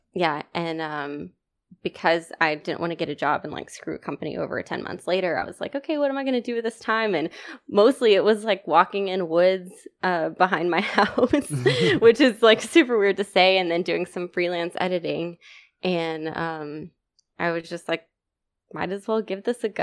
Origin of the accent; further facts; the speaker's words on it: East Texas, United States; also born or lived in Virginia; I'm from East Texas